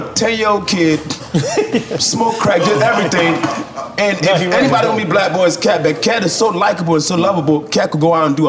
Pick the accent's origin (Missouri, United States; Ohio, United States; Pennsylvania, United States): Pennsylvania, United States; Philadelphia; moved away; also born or lived in Atlanta; I'm a nigga from Philly who came up on SNS and, mm-hmm. and Ron G and Doo-Wop